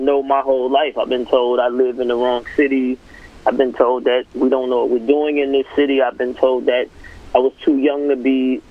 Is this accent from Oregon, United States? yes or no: no; Atlanta, Georgia, United States; I'm from Atlanta